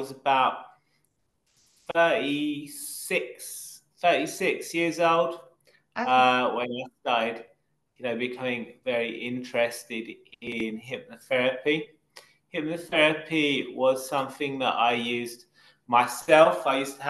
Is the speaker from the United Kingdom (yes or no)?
yes; United Kingdom; accent: London accent; I'm from Britain. About 20 miles from central London. So my accent is a kind of London accent.